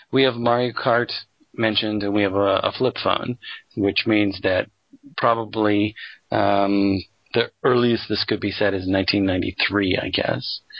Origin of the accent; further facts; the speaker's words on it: Colorado, United States; I grew up in Colorado um, for at least a few years of my life